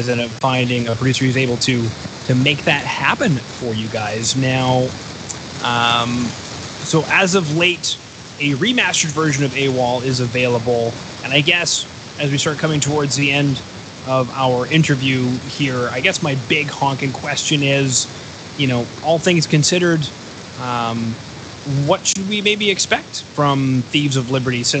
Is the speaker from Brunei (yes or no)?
no; Canada; I'm Canadian and I'm old